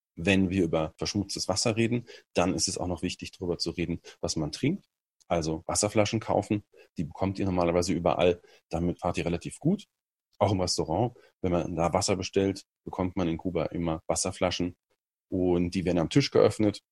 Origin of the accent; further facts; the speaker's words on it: Germany; als Deutscher